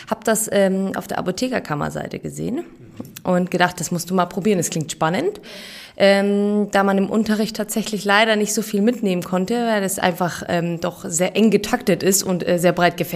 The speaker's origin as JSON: {"language": "German", "region": "Bavaria", "country": "Germany", "said": "ähm, ich bin 35 äh, Jahre alt. Ich habe meine PTA-Ausbildung in München gemacht ich bin auch aus Bayern"}